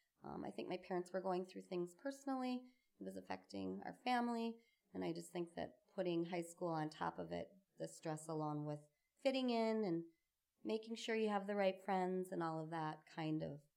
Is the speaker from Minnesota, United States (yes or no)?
yes; Burnsville, Minnesota, United States; I grew up in Burnsville. I am the youngest of three. I had two older brothers, Billy and John. My parents moved around a lot.